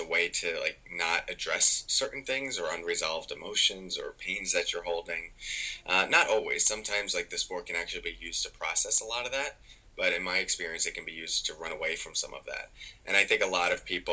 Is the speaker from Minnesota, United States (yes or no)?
no; New York, United States; I'm from New York